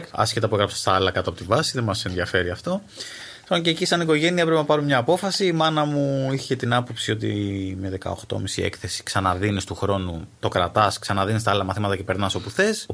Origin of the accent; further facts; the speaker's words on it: Astros, Peloponnese, Greece; Είμαι από το Άστρο που είμαι ο μισό.